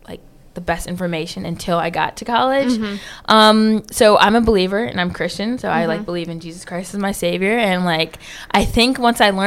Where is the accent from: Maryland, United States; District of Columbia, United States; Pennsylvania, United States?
Pennsylvania, United States; Philadelphia; moved away as an adult; also born or lived in Lower Merion, Pennsylvania; now in Raleigh, United States; I'm originally from Philadelphia, Pennsylvania, but we moved outside of, like, that area for a better education. So Lower Merion